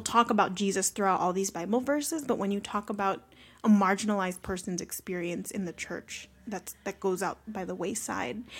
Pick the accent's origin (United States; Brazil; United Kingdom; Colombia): United States; Carson, California; also born or lived in Long Beach; I'm just from Long Beach